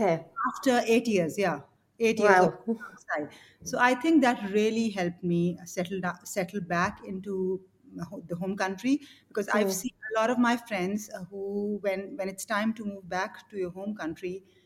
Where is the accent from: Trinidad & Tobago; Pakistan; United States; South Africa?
Pakistan; moved away as an adult; also born or lived in Kenya / Bangladesh / United Kingdom; now in Hong Kong; So I'm from Pakistan.